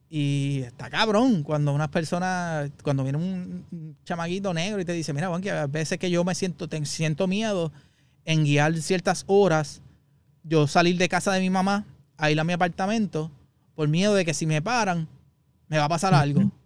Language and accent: Spanish; Puerto Rico; moved away; nosotros como puertorriqueños